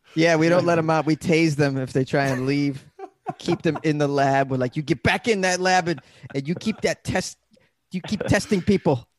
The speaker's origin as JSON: {"language": "English", "town": "Boston", "region": "Massachusetts", "country": "United States", "moved": "yes", "lives_now": "Los Angeles, United States", "said": "I'm from Massachusetts"}